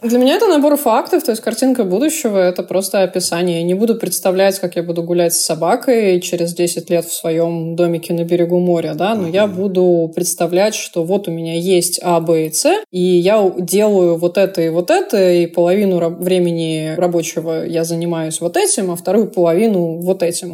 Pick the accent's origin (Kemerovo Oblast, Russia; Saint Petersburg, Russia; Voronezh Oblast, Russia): Saint Petersburg, Russia; also born or lived in Moscow; Я из Питера